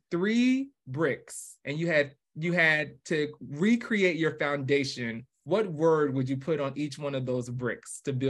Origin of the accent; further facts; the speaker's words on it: New York, United States; also born or lived in New Jersey; now in Atlanta, United States; I do remember at least growing up in New York, and we eventually moved to Jersey. And then from Jersey, me and my family, we actually moved to Atlanta.